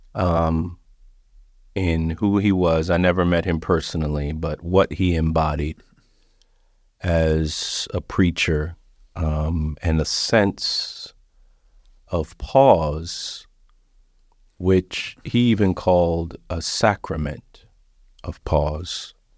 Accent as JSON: {"language": "English", "region": "South Florida", "country": "United States", "tie": "born or raised there", "said": "I grew up in South Florida"}